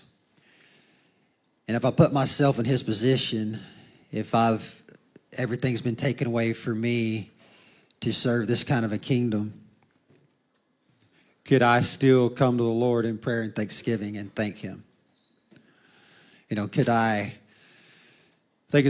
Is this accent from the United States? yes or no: yes; United States; We as an American